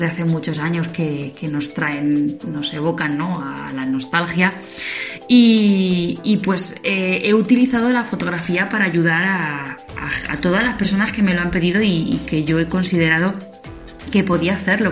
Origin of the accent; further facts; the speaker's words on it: Daimiel, Castilla-La Mancha, Spain; aquí en Daimiel, en mi pueblo